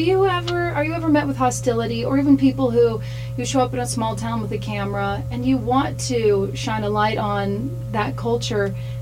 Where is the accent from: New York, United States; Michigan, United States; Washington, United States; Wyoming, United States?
Wyoming, United States; just south of Jackson Hole; I was born in Jackson Hole. It's one of the most beautiful places on earth. I was raised just south of there in a very small little town.